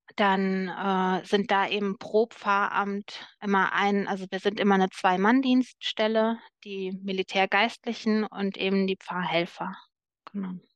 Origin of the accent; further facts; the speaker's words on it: Cologne, North Rhine-Westphalia, Germany; Köln ist meine Heimatstadt